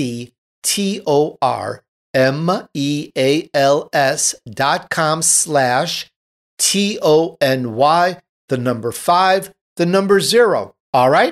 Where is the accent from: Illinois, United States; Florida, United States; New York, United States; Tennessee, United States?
Illinois, United States; Chicago; I'm from Chicago